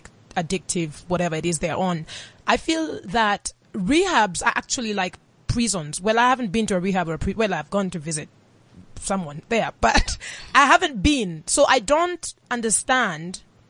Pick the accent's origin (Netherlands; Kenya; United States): Kenya; Nairobi; moved away; I am Kenyan and I was born and raised for some of my life in Nairobi